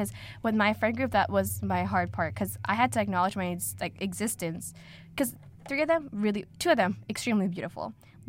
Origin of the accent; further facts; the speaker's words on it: South India, India; now in United States; I'm from the South